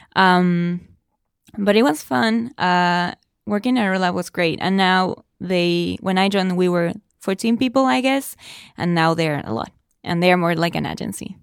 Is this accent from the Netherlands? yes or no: no; Argentina; first language Spanish; English is a second language; moved away as an adult; I studied English, uh, for a long time back in Argentina